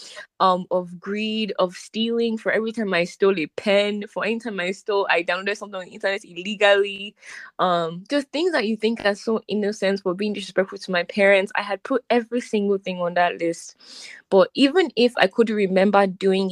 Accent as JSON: {"language": "English", "country": "Nigeria", "said": "we're from Nigeria"}